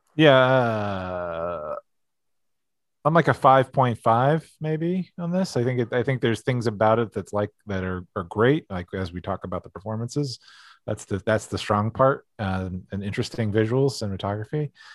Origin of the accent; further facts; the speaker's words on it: East Coast, United States; growing up on the East Coast